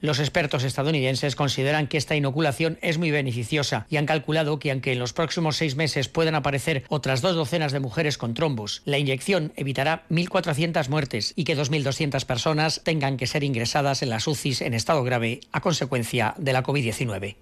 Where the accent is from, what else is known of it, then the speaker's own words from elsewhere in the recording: Spain; En mi país, España